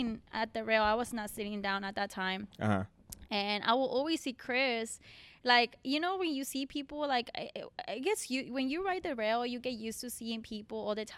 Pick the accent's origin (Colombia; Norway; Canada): Colombia; English is a second language; moved away; I'm from Colombia.